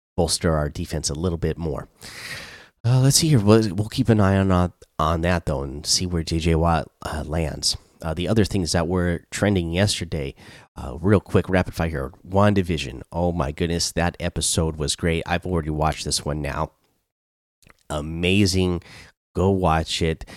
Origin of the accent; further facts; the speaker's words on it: Seattle, Washington, United States; I'm from Seattle